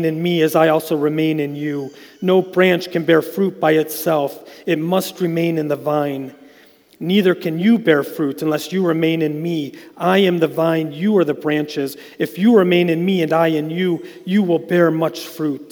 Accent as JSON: {"language": "English", "town": "Westfield", "region": "New York", "country": "United States", "tie": "born or raised there", "said": "I grew up in Westfield, so where I grew up, we were surrounded by grapes"}